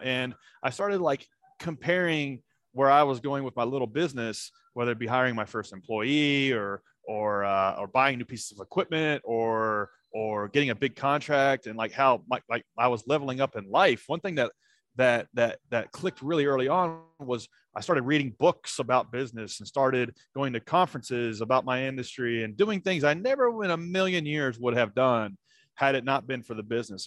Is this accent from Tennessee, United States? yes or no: yes; Nashville, Tennessee, United States; grew up around Nashville, Tennessee